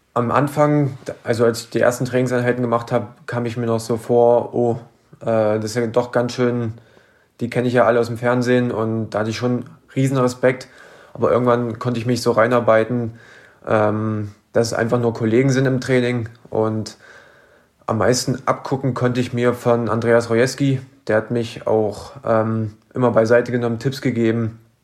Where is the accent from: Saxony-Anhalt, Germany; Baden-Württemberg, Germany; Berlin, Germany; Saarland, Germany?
Saxony-Anhalt, Germany; Merseburg; Ich bin in sachsen-anhaltinischen Merseburg geboren.